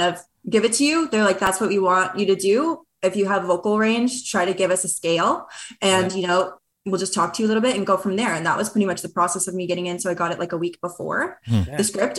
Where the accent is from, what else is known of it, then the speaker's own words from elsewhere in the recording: Brampton, Ontario, Canada; also born or lived in Toronto; now in Vancouver, Canada; I grew up in Brampton, Ontario